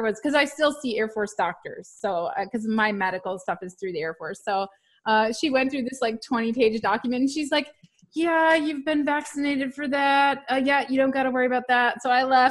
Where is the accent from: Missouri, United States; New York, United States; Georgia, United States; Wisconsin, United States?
Wisconsin, United States; Fox Cities; also born or lived in Green Bay, Wisconsin / Seymour, Wisconsin; I was born in Wisconsin in a little farm town in Green Bay, actually, is where the hospital I was born at. But my family lived on a farm in Seymour